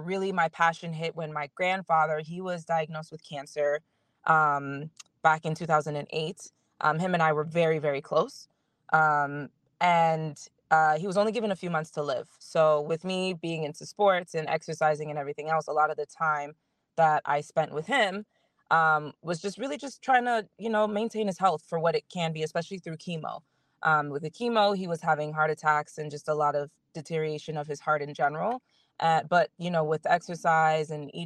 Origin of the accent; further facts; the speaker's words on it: Florida, United States; also born or lived in Miami; I moved back home from Miami.